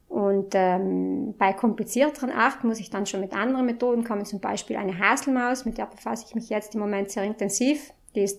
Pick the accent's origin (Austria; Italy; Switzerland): Italy; Marling, Trentino-Alto Adige; ich komme aus Marling.